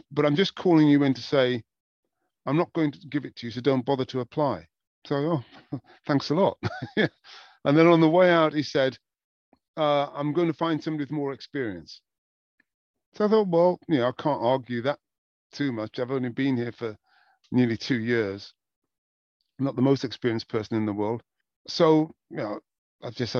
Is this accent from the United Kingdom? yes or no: yes; Wigan, North West England, United Kingdom; moved away as an adult; also born or lived in Newcastle / Los Angeles; I was born in Newcastle. I've lived in England. I lived in Wigan and northwest of England pretty much all my life